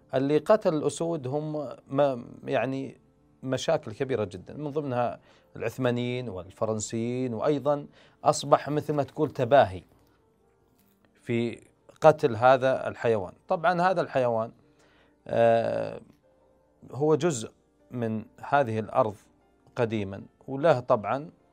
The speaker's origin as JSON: {"language": "Arabic", "country": "Saudi Arabia", "said": "عندنا في السعوديه"}